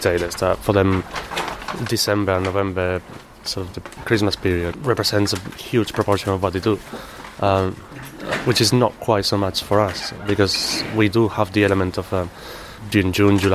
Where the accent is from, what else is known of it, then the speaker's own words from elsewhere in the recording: Malaga, Andalusia, Spain; English is a second language; moved away as an adult; now in London, United Kingdom; I'm originally from Spain. Probably can't tell. From Malaga.